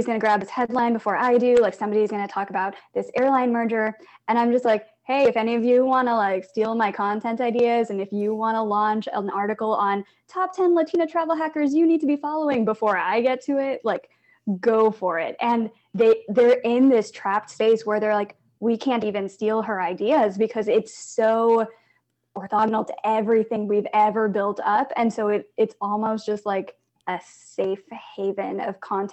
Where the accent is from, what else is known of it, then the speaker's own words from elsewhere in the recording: Blue Springs, Missouri, United States; growing up in Blue Springs, Missouri, as like an Asian math nerd